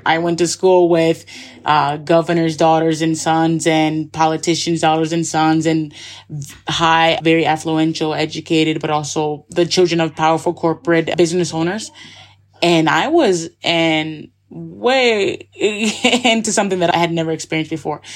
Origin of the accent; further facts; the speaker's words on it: Schenectady, New York, United States; moved away as an adult; also born or lived in Scotland / Barcelona, Spain; now in Andorra; I'm from Schenectady, New York. The capital is Albany, so it's about 15 minutes outside of Albany, New York. And I have a really cool background from childhood